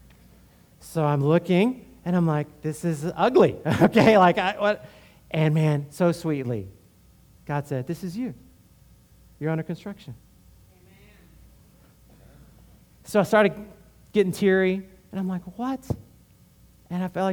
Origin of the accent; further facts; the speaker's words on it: Houston, Texas, United States; I'm from Houston